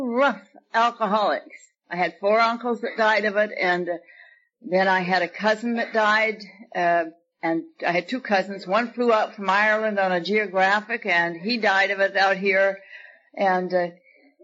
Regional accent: Victoria, British Columbia, Canada; now in Buena Park, United States; I was born in Victoria, British Columbia

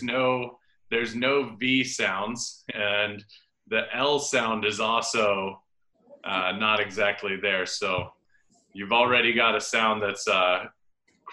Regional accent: United States; moved away as an adult; now in Japan; as an American

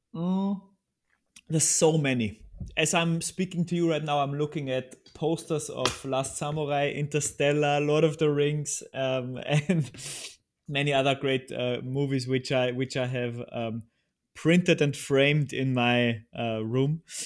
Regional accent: Upper Austria, Austria; moved away as an adult; now in Vienna, Austria; I'm originally from Austria and still, still live here. Uh, I'm from the countryside of Upper Austria

